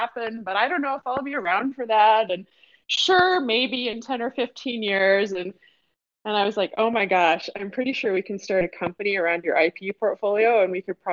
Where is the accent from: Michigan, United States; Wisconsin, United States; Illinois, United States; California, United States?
Michigan, United States; Detroit; now in Seattle, United States; I am a Detroit born and bred girl. I grew up in Detroit.